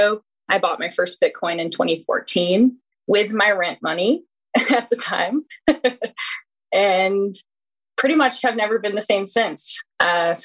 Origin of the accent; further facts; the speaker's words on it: North Carolina, United States; I am from North Carolina